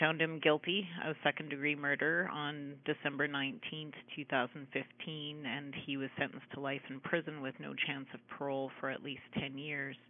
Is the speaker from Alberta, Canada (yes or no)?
no; Ottawa, Ontario, Canada; now in Saint John, Canada; I'm from Ottawa originally